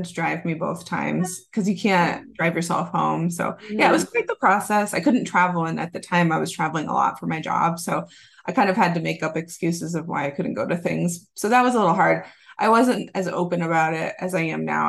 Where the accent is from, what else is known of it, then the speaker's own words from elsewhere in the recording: Massachusetts, United States; moved away; I am from Massachusetts originally